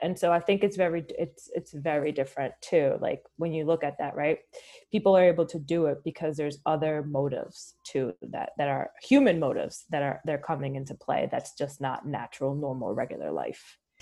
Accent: Philadelphia, Pennsylvania, United States; also born or lived in Dominican Republic; growing up in Philly

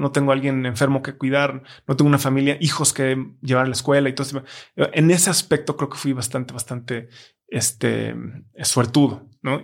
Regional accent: Guadalajara, Jalisco, Mexico; also born or lived in China; somos de Guadalajara

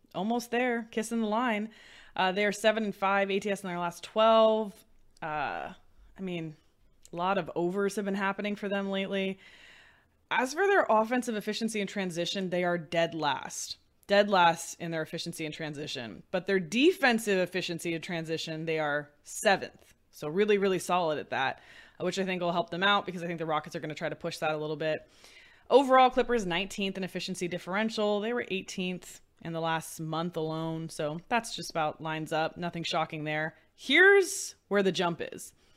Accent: the Bay Area, California, United States; I'm from the Bay Area

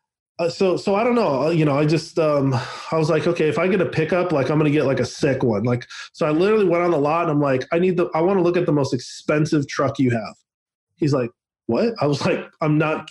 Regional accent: Seattle, Washington, United States; growing up in Seattle

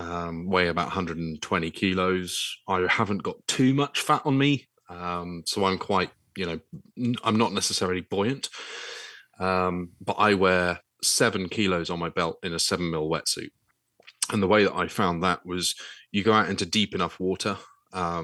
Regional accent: England, United Kingdom; as an English Brit

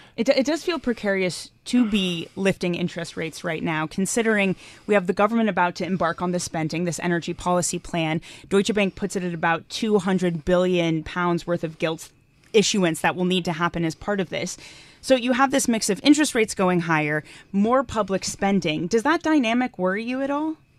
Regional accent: United States; as an American

